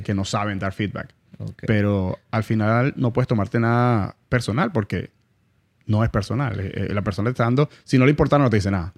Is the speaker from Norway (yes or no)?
no; Venezuela; now in Miami, United States; La gente de Miami, aunque somos venezolanos